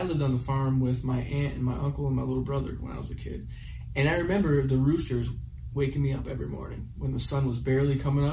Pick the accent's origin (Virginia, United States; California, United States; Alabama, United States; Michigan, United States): Michigan, United States; I came from Midwestern Americana fucking farm culture